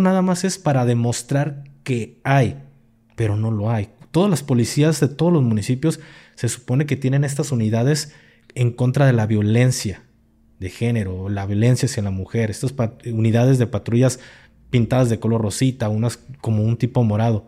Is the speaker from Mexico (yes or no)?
yes; Jalisco, Mexico; soy de Jalisco